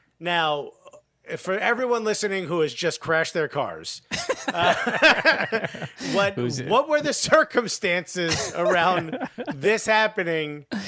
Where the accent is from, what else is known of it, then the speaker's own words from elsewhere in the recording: Newark, New Jersey, United States; I remember growing up in Newark. I'm like, the good old days.